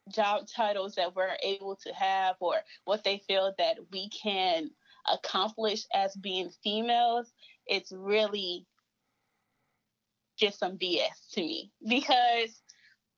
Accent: Columbia, South Carolina, United States; I'm from Columbia, South Carolina

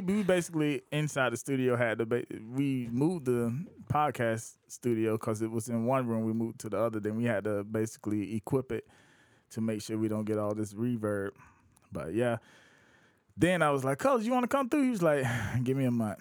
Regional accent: outside of Columbia, South Carolina, United States; also born or lived in Augusta, Georgia; I'm from outside of Columbia

